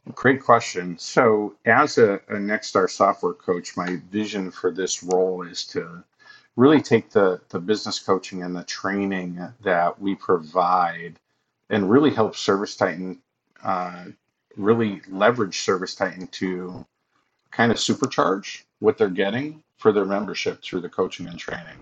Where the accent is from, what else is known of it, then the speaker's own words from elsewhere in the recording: Massachusetts, United States; moved away as an adult; also born or lived in Buffalo, New York; I'm originally from Massachusetts.